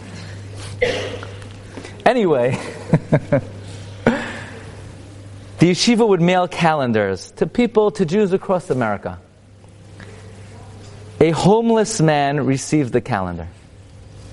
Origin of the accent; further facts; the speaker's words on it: New York City, New York, United States; I grew up in Brooklyn.